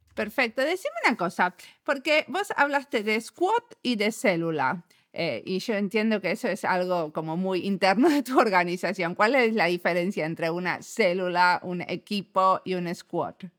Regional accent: Argentina; somos argentinos y argentinos

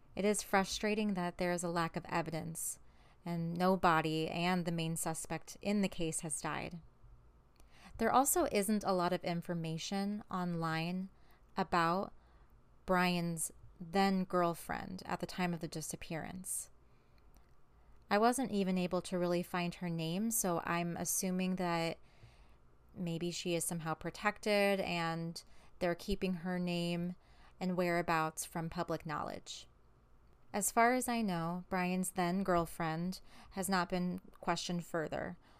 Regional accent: St. Louis, Missouri, United States; I am from Saint Louis

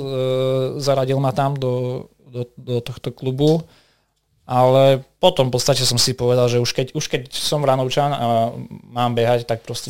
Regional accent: Vranov nad Topľou, Prešov Region, Slovakia; v jednej reštaurácii u nás v Bovranove

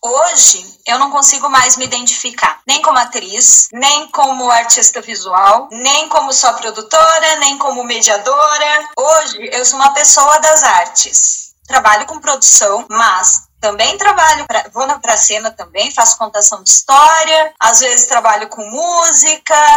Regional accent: interior of Santa Catarina, Brazil; moved away as an adult; now in Portugal; eu sou do interior de Santa Catarina, de uma cidade onde não tem teatro.

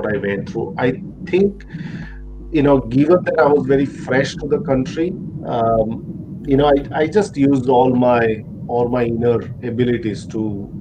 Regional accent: Gujarat, India; moved away as an adult; now in Australia; being a Gujju, forget about Indian, I think Gujju

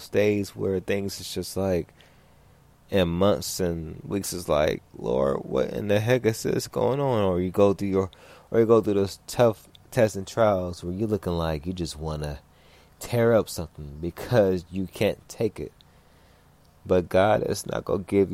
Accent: Los Angeles, California, United States; growing up in South Central in other parts of California.

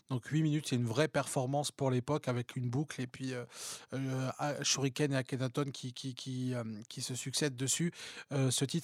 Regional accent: Paris, Île-de-France, France; Je suis parisienne, je suis

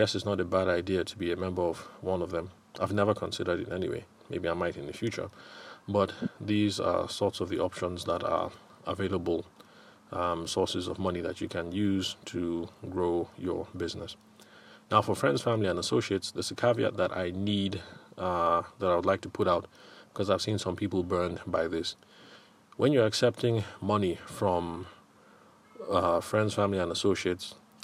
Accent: Benue, Nigeria; Where I come from, I'm from Benue State

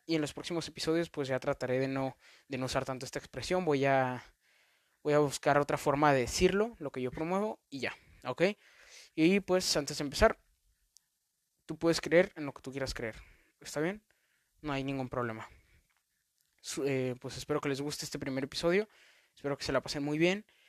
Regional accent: Mexico; en mi país, en México

